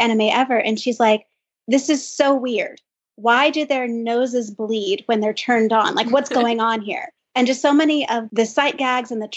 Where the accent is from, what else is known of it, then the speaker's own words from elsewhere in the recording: United States; also born or lived in Japan; speaking as American